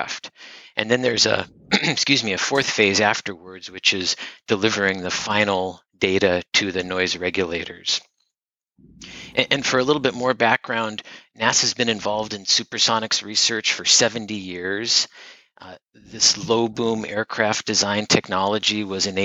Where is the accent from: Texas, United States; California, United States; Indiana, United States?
California, United States; moved away as an adult; also born or lived in Iowa; I am originally from California.